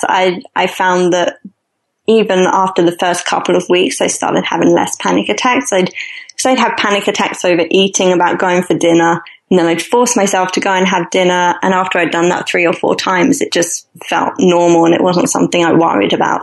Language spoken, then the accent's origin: English; London, United Kingdom; moved away; I'm originally from London